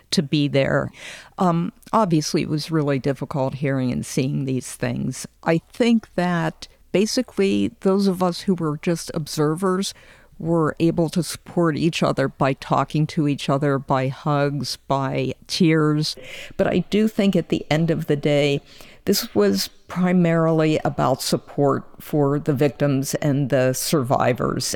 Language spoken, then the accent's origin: English; Pittsburgh, Pennsylvania, United States; I grew up in Tree of Life, and I raised my family